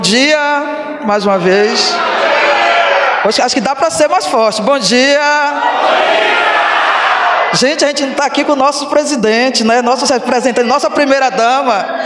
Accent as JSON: {"language": "Portuguese", "region": "Bahia", "country": "Brazil", "tie": "born or raised there", "said": "Sou natural da Bahia"}